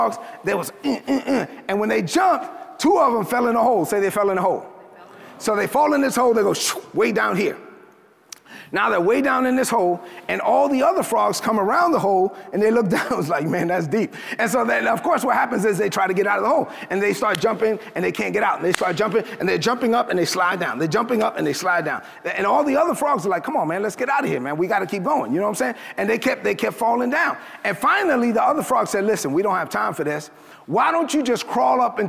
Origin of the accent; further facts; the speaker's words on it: New York City, New York, United States; I grew up in East New York, Brooklyn. I'm a Dominican kid from Brooklyn, son of immigrants from the Dominican Republic